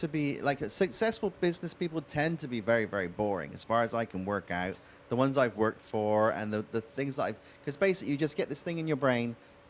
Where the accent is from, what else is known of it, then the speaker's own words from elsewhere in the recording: England, United Kingdom; So when growing up in England, on a Sunday, I'd go to my grandparents' house